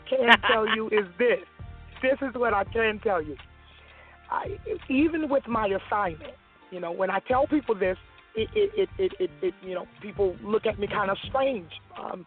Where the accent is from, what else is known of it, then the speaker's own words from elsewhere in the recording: Florida, United States; moved away as an adult; also born or lived in Atlanta, Georgia; now in Petersburg, Virginia, United States; I'm originally from Florida. I moved from Florida back in 2003